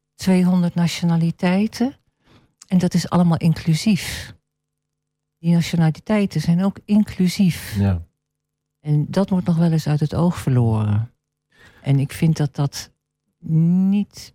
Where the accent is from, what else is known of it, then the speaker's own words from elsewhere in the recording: Netherlands; Ik ben een Nederlander, maar ik ben een smeltkroes.